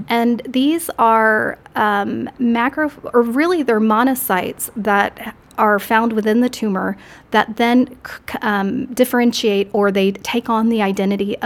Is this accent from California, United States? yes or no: no; Corpus Christi, Texas, United States; also born or lived in Austin, Texas; I'm from Corpus Christi, Texas. I was born and raised there until my family moved to Austin, Texas